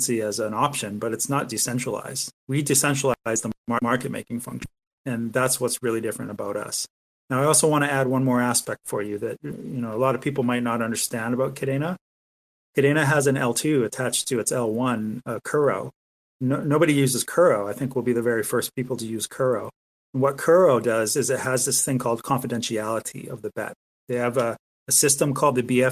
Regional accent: Canada; I'm a Canadian

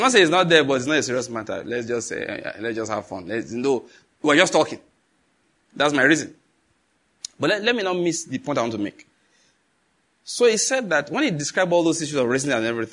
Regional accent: Nigeria; as a Nigerian

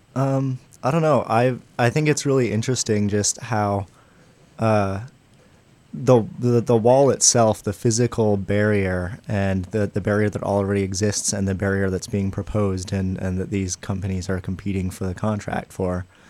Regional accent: San Diego, California, United States; now in Chicago, United States; I grew up mostly in San Diego

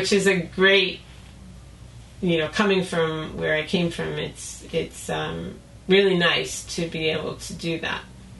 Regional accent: California, United States; it must just be because you're from the East Coast and I'm from Southern California.

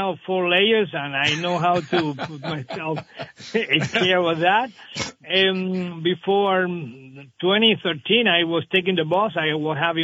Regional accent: Havana, Cuba; moved away as an adult; now in Vermont, United States; I came straight to Vermont from Havana

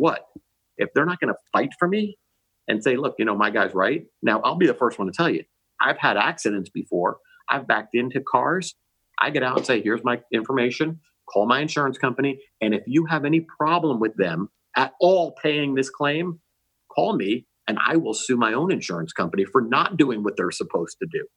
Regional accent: New Jersey, United States; now in Florida, United States; Growing up in New Jersey

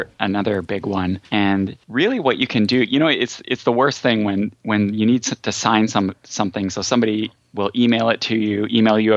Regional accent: United States; I'm American

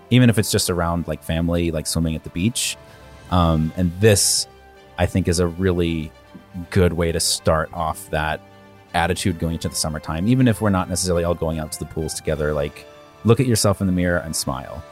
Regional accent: Virginia, United States; I'm from Virginia.

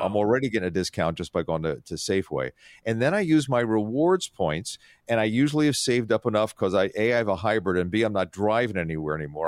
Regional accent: Atlantic City, New Jersey, United States; I grew up on the Atlantic City Shore.

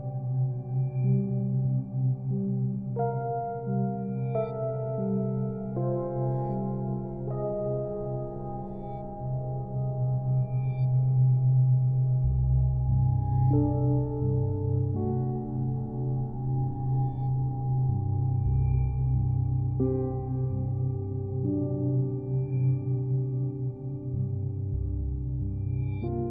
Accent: Portland, Oregon, United States; now in Minneapolis, United States; I was born in Portland, Oregon. I live in Minneapolis, Minnesota. I've lived there for many years

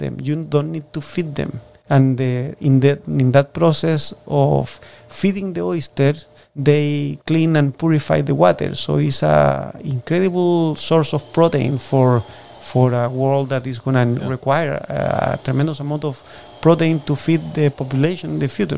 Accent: Puerto Varas, Los Lagos, Chile; first language Spanish; English is a second language; moved away as an adult; now in Washington, United States; I'm from Puerto Varas

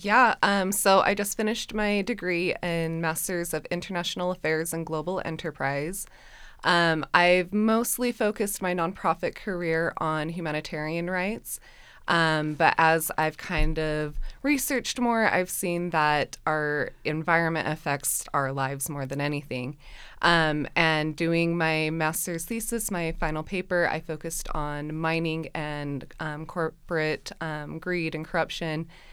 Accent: West Jordan, Utah, United States; grew up in West Jordan, Utah

